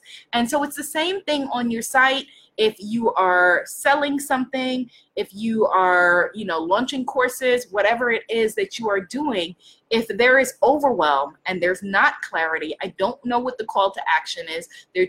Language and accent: English; New York, United States; I'm from New York. I'm Caribbean. I'm African-American